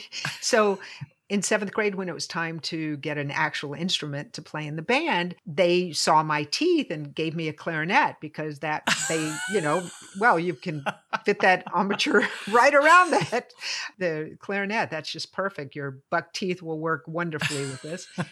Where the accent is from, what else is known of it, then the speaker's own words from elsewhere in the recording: Lynchburg, Virginia, United States; They came to Lynchburg.